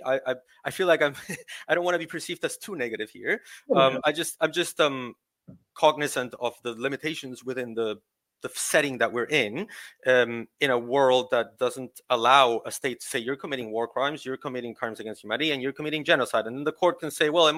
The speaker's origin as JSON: {"language": "English", "country": "Peru", "said": "I'm from Peru."}